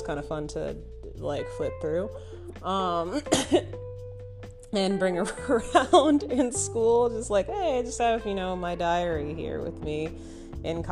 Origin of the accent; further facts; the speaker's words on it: Minnesota, United States; moved away as an adult; now in Austin, United States; I'm originally from Minnesota